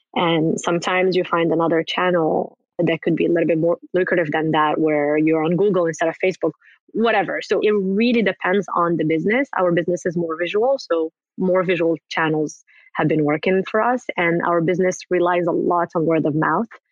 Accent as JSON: {"language": "English", "country": "Morocco", "moved": "yes", "said": "I'm originally from Morocco"}